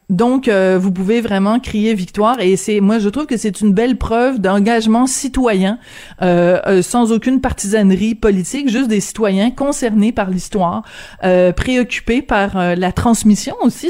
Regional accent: Quebec, Canada

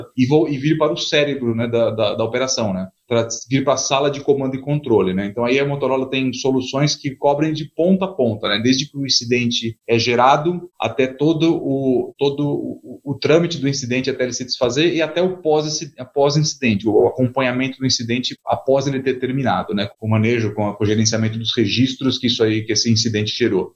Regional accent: São Paulo, Brazil; eu sou nascido aqui em São Paulo, nascido e criado aqui em São Paulo

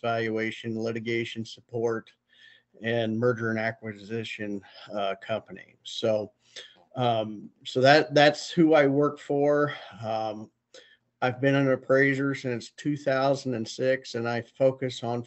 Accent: Auxvasse, Missouri, United States; now in Iowa, United States; I'm originally from Missouri. I was raised near Columbia, Missouri, in a little town called Avaz, AUXVASSE.

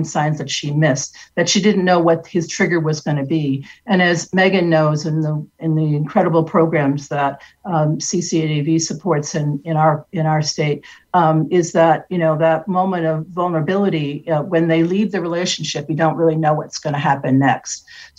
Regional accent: Detroit, Michigan, United States; Michigan, which is where my family is from. I was born and raised in Detroit.

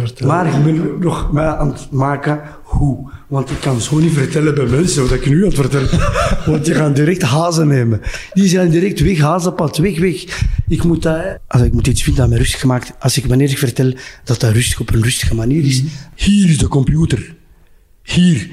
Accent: Flemings, Flanders, Belgium; wij zeggen altijd Vlamingen

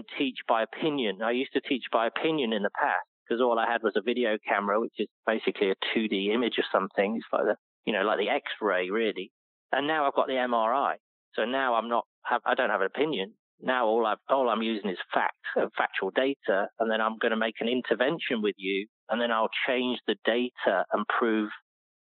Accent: United Kingdom; moved away; being a British person

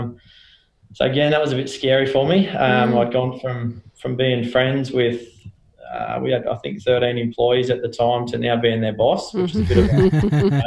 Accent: Toowoomba, Queensland, Australia; also born or lived in Canberra; pretty much born and bred in Toowoomba, born in Canberra, but moved up there when I was four and pretty much been in Toowoomba since I was four

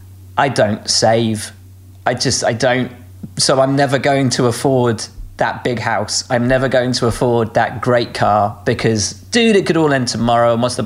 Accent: Malvern, West Midlands, United Kingdom; which I grew up in Malvern, so on the Malvern Hill.

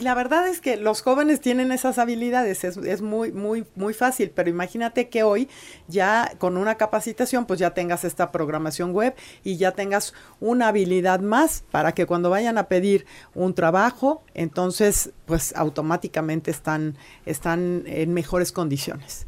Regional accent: Puebla, Mexico; como poblanas y poblanos

